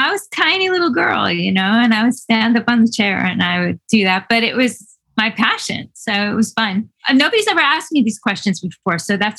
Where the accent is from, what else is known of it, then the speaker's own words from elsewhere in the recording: New York City, New York, United States; in New York City. Yes, but summer camps were segregated.